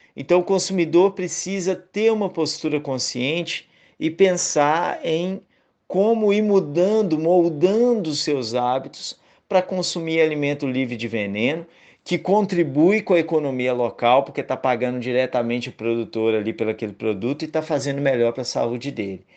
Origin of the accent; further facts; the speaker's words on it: Minas Gerais, Brazil; moved away as an adult; also born or lived in Bahia; now in Northeast Brazil; eu sou mineiro, mas vivo no Nordeste há nove anos